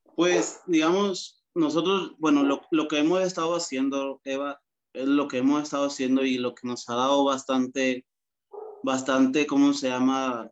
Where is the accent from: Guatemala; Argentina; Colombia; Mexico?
Guatemala; moved away as an adult; now in El Salvador; como guatemalteco, inicié squash en una de las canchas más antiguas de Guatemala